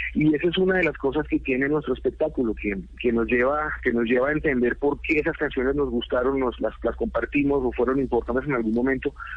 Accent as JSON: {"language": "Spanish", "country": "Colombia", "said": "lo que veía que pasaba en mi país"}